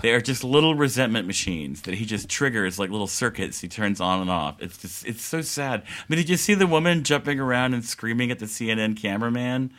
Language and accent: English; the South, United States; growing up in the South